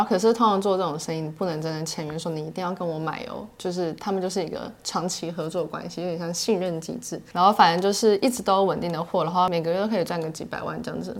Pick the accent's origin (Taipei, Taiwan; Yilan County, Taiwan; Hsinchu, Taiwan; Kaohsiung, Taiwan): Taipei, Taiwan; 像我们家族本来是住在中正区，所以嗯。然后住在中正区，中正建堂或古亭那一区，基本上很多都是书香世家